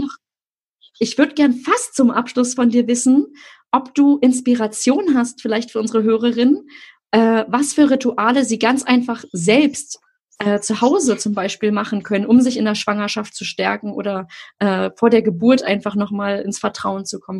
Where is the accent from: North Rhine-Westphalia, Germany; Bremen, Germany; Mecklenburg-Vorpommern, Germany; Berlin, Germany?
Berlin, Germany; ich komme ja nun aus Berlin-Friedrichshain